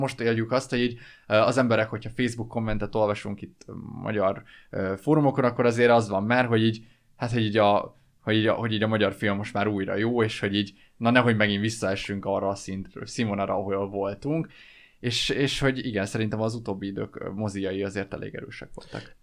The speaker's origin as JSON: {"language": "Hungarian", "country": "Hungary", "said": "egyszerűen megkerülhetetlen számomra az, hogy én, én én, én magyar vagyok"}